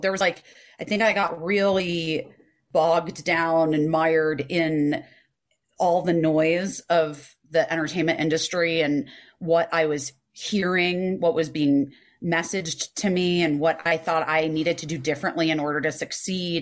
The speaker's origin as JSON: {"language": "English", "town": "Scottsdale", "region": "Arizona", "country": "United States", "tie": "born or raised there", "said": "I grew up in Arizona and Scottsdale"}